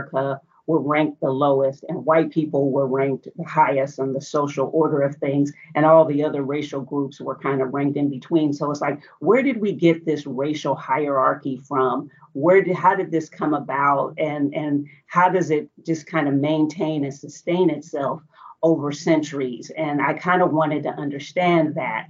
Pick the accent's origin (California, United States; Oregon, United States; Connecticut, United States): Oregon, United States; Portland; I grew up in Portland, Oregon, in the United States